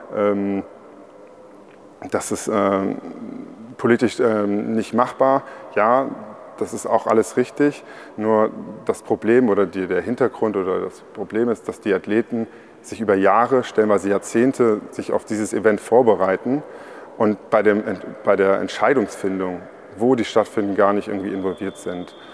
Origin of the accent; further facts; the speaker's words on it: Trier, Rhineland-Palatinate, Germany; ich komme ja aus Trier